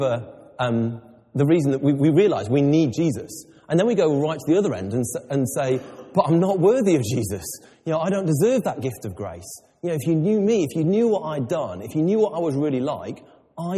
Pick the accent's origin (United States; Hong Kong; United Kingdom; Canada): United Kingdom; England; I'm very English